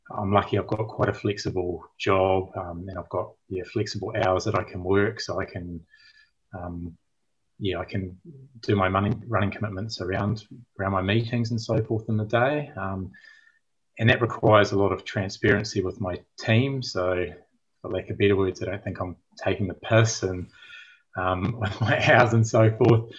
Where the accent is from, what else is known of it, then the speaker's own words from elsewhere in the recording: Timaru, Canterbury, New Zealand; moved away as an adult; also born or lived in United Kingdom; Moved back to my hometown in Timaru